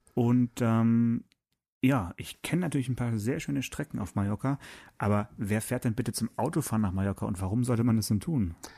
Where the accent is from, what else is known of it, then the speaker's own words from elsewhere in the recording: Swabia, Baden-Württemberg, Germany; ich bin ja Schwabe